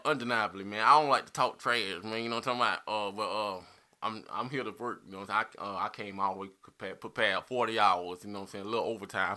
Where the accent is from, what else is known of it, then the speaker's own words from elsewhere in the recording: Spartanburg, South Carolina, United States; I'm from Spartanburg, South Carolina